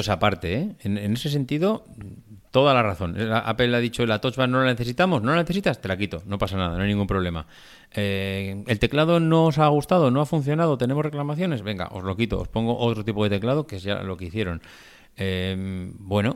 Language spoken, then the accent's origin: Spanish; Logroño, La Rioja, Spain; que somos de Logroño, de la Laurel